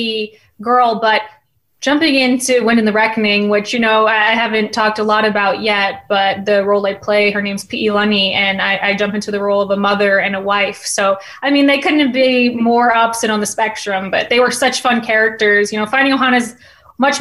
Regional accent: Maui, Hawaii, United States; I was born and raised on Maui. I was a Hawaiian girl

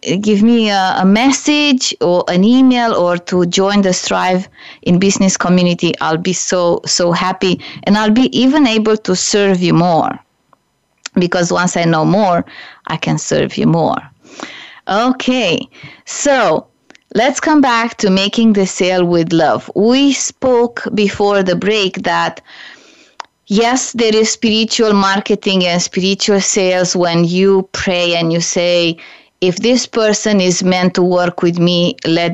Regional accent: Romania; moved away; also born or lived in Canada / United States; I'm originally from Romania

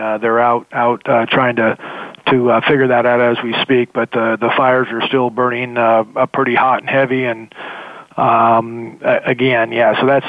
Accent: Sacramento, California, United States; I grew up in Sacramento, South Sacramento

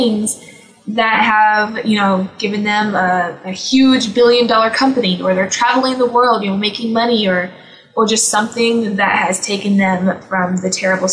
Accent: United States; who we are as American

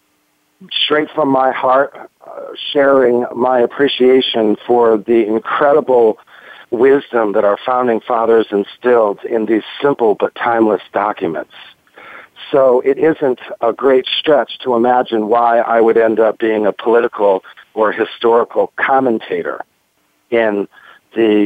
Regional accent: United States; moved away as an adult; as an American

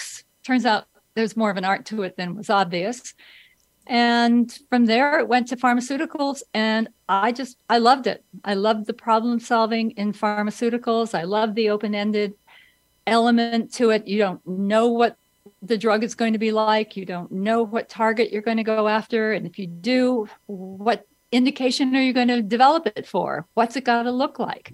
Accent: California, United States; I'm a Californian

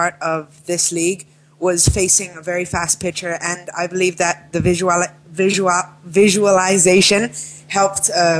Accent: Antwerp, Flanders, Belgium; now in Bahrain; from Antwerp, Belgium.

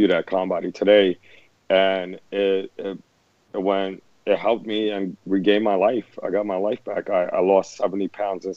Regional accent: New York City, New York, United States; my experiences growing up in the Lower East Side

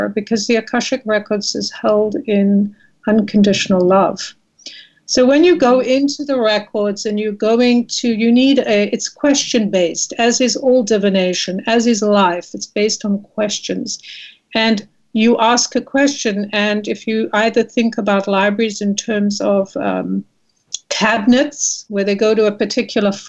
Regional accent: South Africa; moved away as an adult; now in United States; I was born and raised in South Africa. I came to America as a visitor and landed up staying

